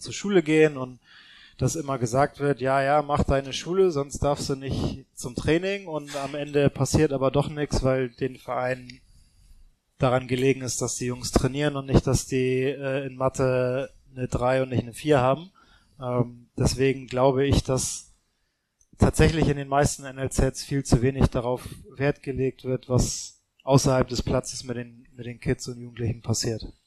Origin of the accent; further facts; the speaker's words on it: Hamburg, Germany; in Hamburg, in meiner Heimatstadt